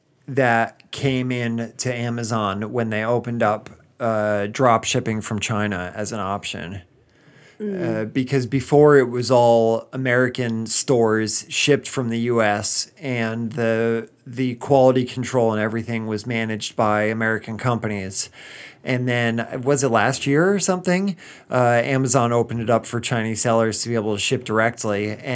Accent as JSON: {"language": "English", "region": "England", "country": "United Kingdom", "said": "I'm British from a small town in the middle of England."}